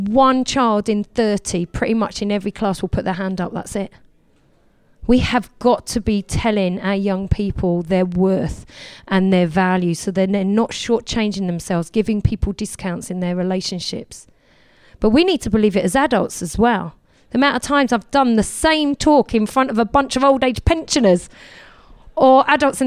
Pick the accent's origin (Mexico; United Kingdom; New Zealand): United Kingdom; Essex, East of England; I come from Essex